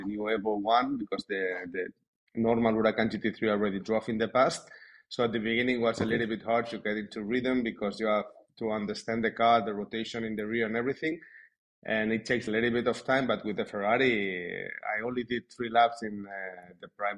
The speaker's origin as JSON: {"language": "English", "country": "Spain", "tie": "born or raised there", "said": "I was born in Spain"}